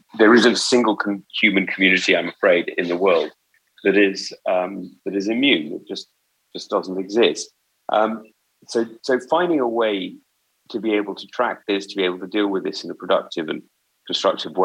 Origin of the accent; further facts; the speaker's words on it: United Kingdom; I'm now very British, because I think you can be, you know, I think you can be very British with a background like mine